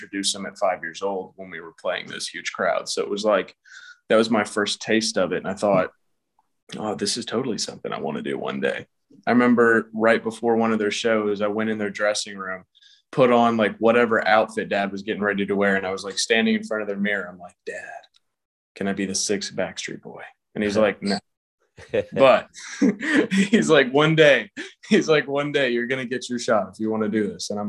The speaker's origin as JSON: {"language": "English", "town": "Atlanta", "region": "Georgia", "country": "United States", "said": "I'm from Atlanta, Georgia"}